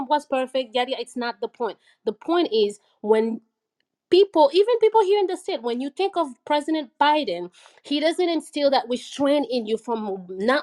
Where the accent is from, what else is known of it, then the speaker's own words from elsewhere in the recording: Haiti; now in United States; I'm from Haiti